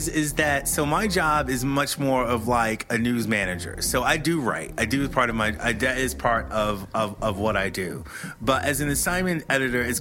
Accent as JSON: {"language": "English", "town": "Philadelphia", "region": "Pennsylvania", "country": "United States", "tie": "born or raised there", "said": "Philly is my hometown"}